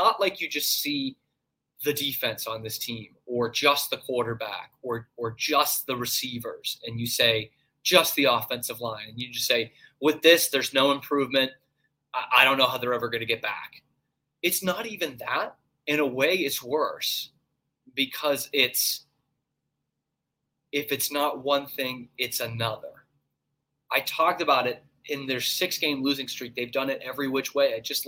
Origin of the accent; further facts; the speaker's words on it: Northeast, United States; And I'm from the Northeast. No idea.